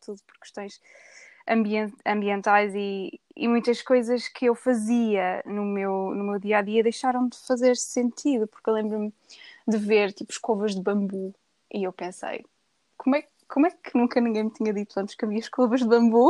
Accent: Viseu, Portugal; moved away as an adult; now in England; sou natural de Viseu, mas já estou a morar desde 2013 em Inglaterra

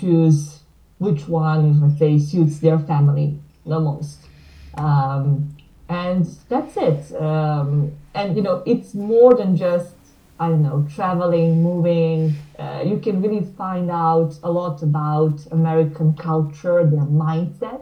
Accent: small town near Belgrade, Serbia; English is a second language; I come from Serbia, Belgrade. Actually, I was born in a small town nearby, but now currently I live and work in Belgrade

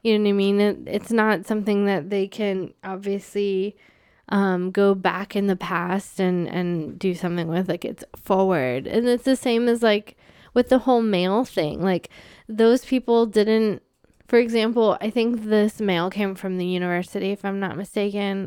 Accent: United States; now in Canada; someone who's an American

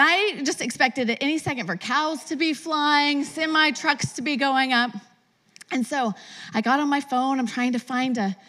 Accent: West Texas, United States; moved away as an adult; now in Las Vegas, United States; Judd and I are both born and raised in West Texas

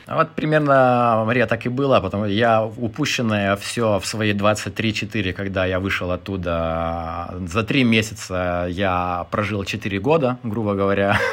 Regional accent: Lithuania; moved away as an adult; also born or lived in United Kingdom / Ukraine; мне 35 лет, я литовец – а, жил немножко в Британии, а, в Украине, а, в Литве.

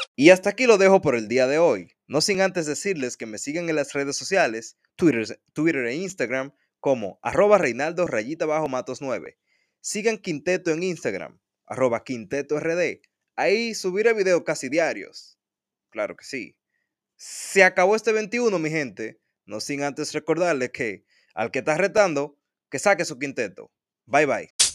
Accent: Dominican Republic

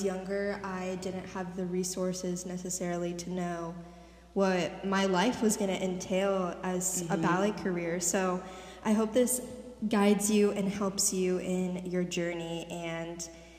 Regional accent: Litchfield Park, Arizona, United States; I grew up in Phoenix, Arizona, a little bit outside of Phoenix, Litchfield Park, to be exact.

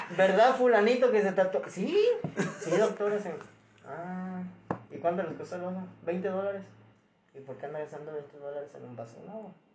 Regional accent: Veracruz, Mexico; de aquí del estado era yo

